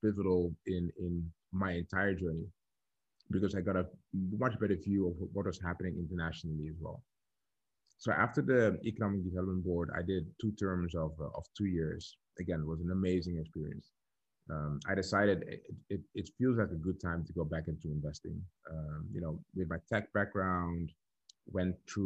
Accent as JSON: {"language": "English", "town": "Dordrecht", "region": "South Holland", "country": "Netherlands", "tie": "born or raised there", "said": "So I'm born and raised in the Netherlands, in a small town called Dordrecht."}